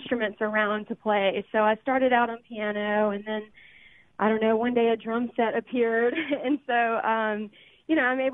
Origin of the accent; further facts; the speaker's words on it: Greenwood, Mississippi, United States; I'm from Greenwood, Mississippi. I grew up in a musical family